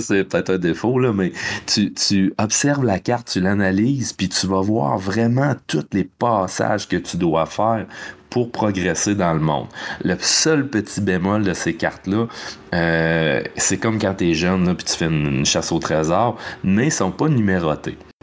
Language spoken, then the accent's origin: French; Quebec, Canada; au Québec avec plein de beaux paysages de mon coin de pays.